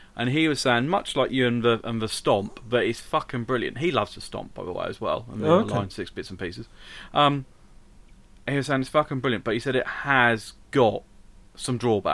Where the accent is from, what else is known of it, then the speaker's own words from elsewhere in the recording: East of England, United Kingdom; It's yeah, I'm from Norfolk.